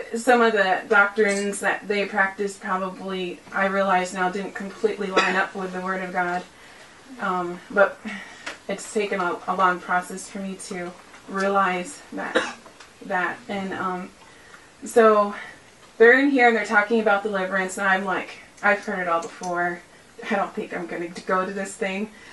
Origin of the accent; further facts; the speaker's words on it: Pennsylvania, United States; moved away as an adult; now in Minnesota, United States; I'm from Pennsylvania